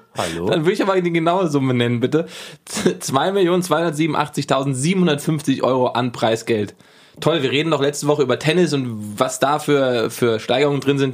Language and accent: German; Giessen, Hesse, Germany; bei uns in Gießen